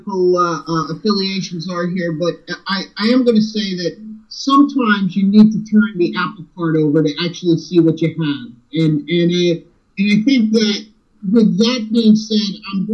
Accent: United States; an American patriot

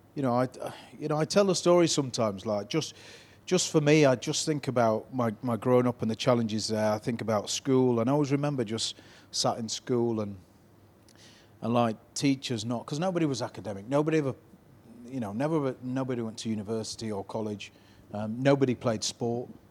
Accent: Leeds, Yorkshire and the Humber, United Kingdom; I grew up in probably four of the most deprived areas in Leeds, Chapel Town, Harrods, Beeston, Hunslet

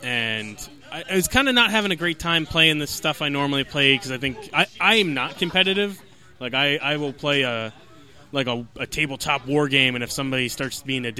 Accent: New Jersey, United States; We're all from New Jersey.

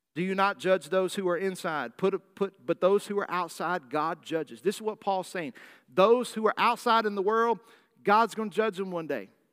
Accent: Arkansas, United States; accent: Southern drawl; also born or lived in California; I'm a native Californian, although I speak with a Southern draw accent 'cause I was raised in Arkansas from the time I was five.

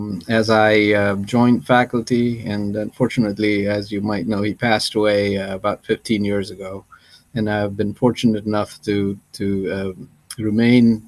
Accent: Nepal; moved away as an adult; also born or lived in India / United Kingdom; now in St. Louis, United States; I'm originally from Nepal, and I went to medical school in India

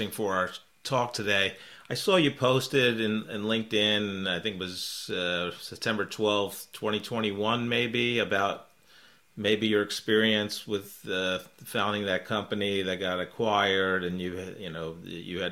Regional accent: New York, United States; now in Kansas City, United States; I grew up in New York, went to school in Manhattan College in the Bronx.

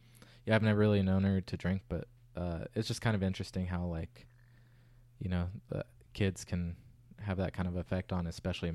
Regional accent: California, United States; There's a lot of surrounding areas of my hometown that were supposedly, like, the meth capitals of California

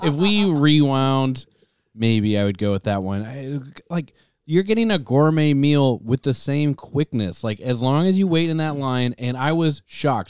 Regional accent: Tacoma, Washington, United States; We're from the Pacific Northwest

